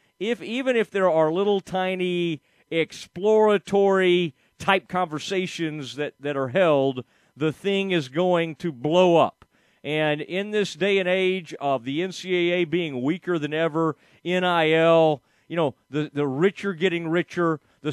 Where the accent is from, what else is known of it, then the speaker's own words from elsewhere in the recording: Kaufman County, Texas, United States; I grew up in Kaufman County, but am a fourth-generation Baylor guy.